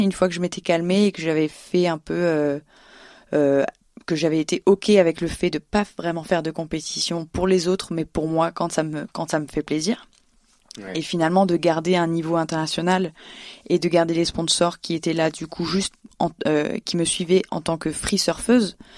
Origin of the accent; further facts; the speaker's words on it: Réunion; moved away as an adult; also born or lived in Le Port, Réunion / Basque Country, France; now in Paris, France; j'ai grandi à La Réunion où j'ai appris à surfer et faire de la musique là-bas aussi